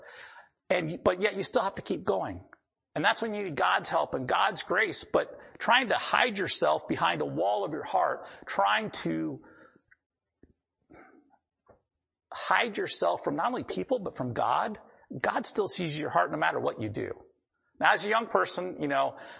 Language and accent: English; the Dakotas, United States; I grew up in the Dakotas